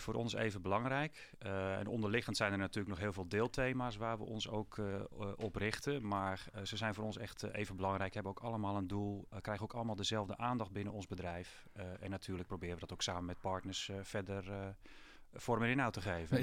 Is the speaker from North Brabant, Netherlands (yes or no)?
no; Putten, Gelderland, Netherlands; ik ben zelf opgegroeid in Putten bij een boerderijschooltje Hoef